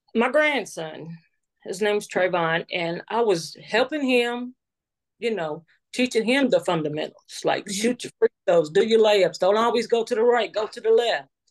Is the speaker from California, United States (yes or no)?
no; New Albany, Indiana, United States; I'm from New Albany, Indiana